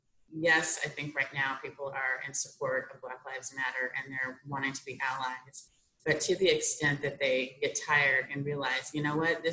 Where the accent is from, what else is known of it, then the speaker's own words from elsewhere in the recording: Portland, Oregon, United States; moved away; also born or lived in Washington, D.C.; grew up, born and raised in Portland